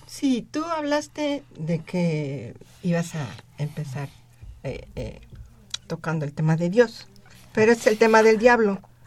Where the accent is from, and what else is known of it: Mexico